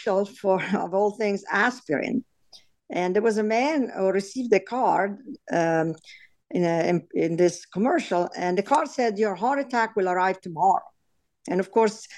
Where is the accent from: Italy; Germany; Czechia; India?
Italy; English is a second language; moved away as an adult; also born or lived in New York City; now in United States; I was born in Italy, and I came here actually after medical school. So by the time I came here, I really spoke very little English.